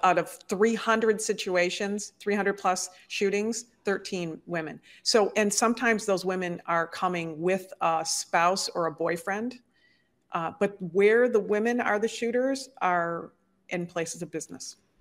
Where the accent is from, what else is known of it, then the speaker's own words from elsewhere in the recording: Detroit, Michigan, United States; moved away as an adult; also born or lived in Chicago; I actually am a product of Detroit, Michigan. I was raised up in the Midwest and in the upper Midwest in the States